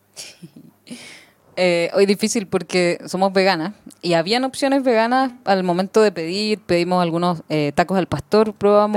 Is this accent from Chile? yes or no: yes; Chile; somos de Chile